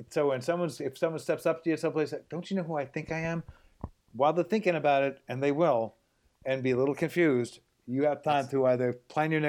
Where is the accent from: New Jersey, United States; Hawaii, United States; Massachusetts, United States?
Hawaii, United States; So I, I show up and it's like okay, I'm from Hawaii